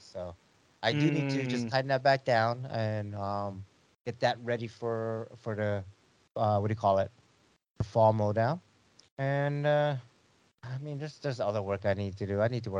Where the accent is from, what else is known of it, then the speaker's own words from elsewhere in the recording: Ohio, United States; I'm down from Ohio.